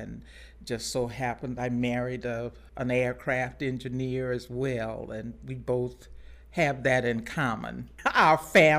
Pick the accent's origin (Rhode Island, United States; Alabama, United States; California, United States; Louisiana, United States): Louisiana, United States; Baton Rouge; I was born in Baton Rouge and a very simple childhood.